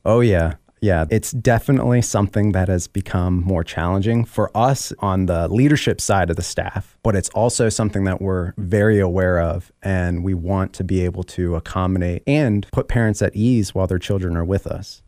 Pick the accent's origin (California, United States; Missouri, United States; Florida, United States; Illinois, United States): Florida, United States; Miami; I'm actually from Miami